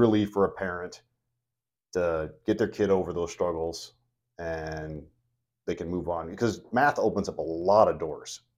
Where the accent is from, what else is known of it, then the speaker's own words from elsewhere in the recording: Elkhorn, Nebraska, United States; I'm actually from Elkhorn. I have lifetime resident.